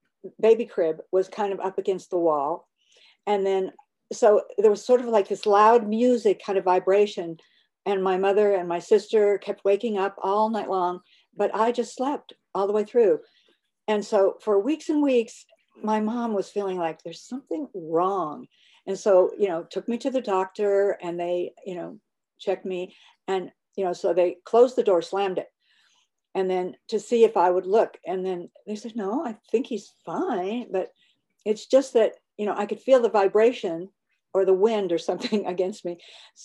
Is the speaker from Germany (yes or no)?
yes; Germany; born there; I was born in Germany.